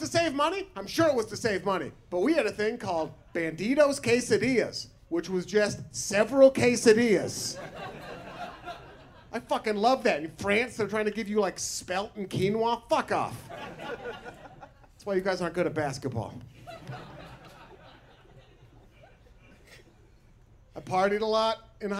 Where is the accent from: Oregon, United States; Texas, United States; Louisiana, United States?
Oregon, United States; Portland; I'm from Portland, Oregon. I went to high school in Portland, Oregon.